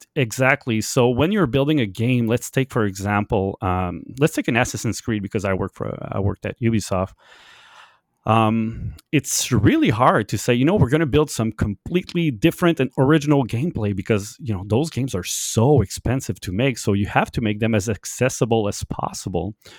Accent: Canada; English is a second language; I'm, I'm French Canadian and I learned my English a lot because of video games

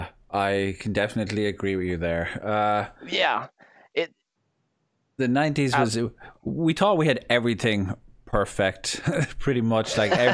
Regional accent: Ireland; I'm Irish. We're very culturally ignorant here.

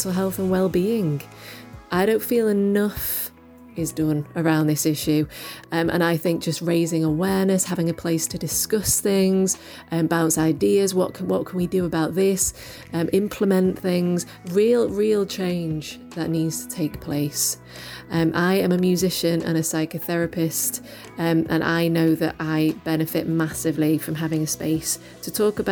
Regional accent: Manchester, North West England, United Kingdom; I am from Manchester

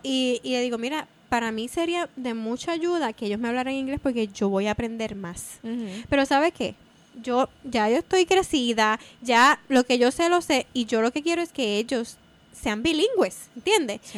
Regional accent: Puerto Rico; moved away as an adult; salí de Puerto Rico

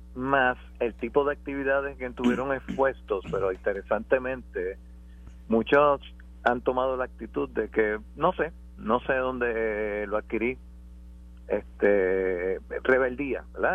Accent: Puerto Rico; somos todos puertorriqueños

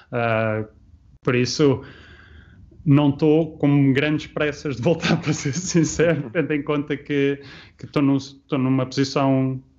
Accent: Portugal; Lógico, sou português e, uh, e, um dia, a seu tempo, se realmente projeto, um projeto interessante uh, se tornar uma possibilidade, uh, sim

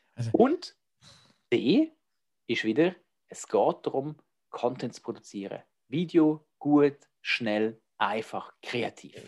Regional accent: Switzerland; accent: Swiss German; ich rede Schweizerdeutsch

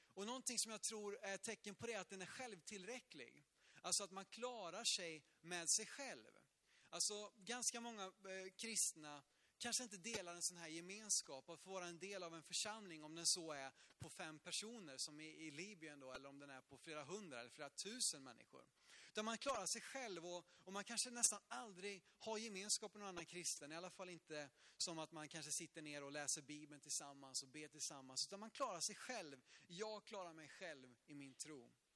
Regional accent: Sweden

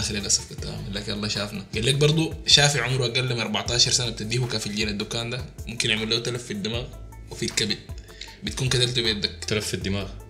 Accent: Sudan; نحن ناس سودانيين

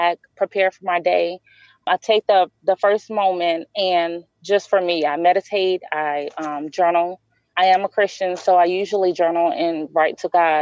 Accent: New Orleans, Louisiana, United States; my hometown

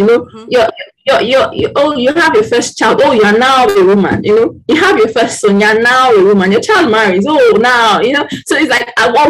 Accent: Nigeria; as a Nigerian

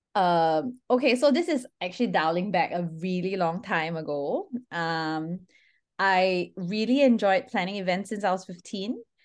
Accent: Singapore; I'm Singaporean by nationality

